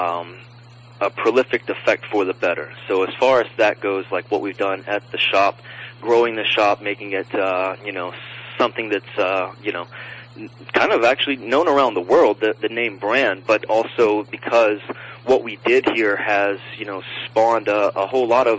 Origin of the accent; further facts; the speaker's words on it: Nashville, Tennessee, United States; now in Los Angeles, United States; my hometown, Nashville